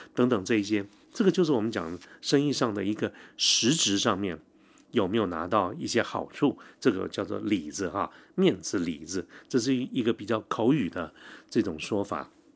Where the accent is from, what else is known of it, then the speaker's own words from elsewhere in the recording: Taiwan; 我们台湾这边